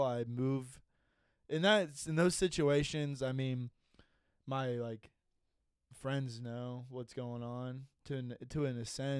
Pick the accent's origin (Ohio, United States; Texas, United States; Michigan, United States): Ohio, United States; Dayton; I've been born and raised in Dayton my whole life.